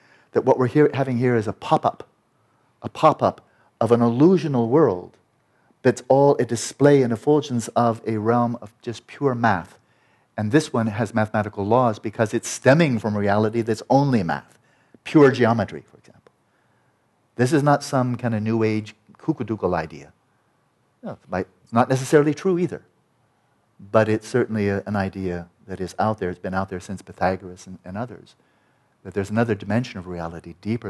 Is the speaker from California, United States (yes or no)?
yes; California, United States; I'm a Californian guy